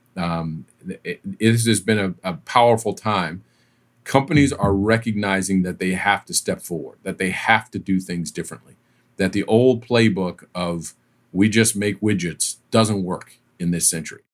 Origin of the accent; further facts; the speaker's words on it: East Coast, United States; moved away as an adult; also born or lived in Southern California; I was from the East Coast. I'd grown up in the East Coast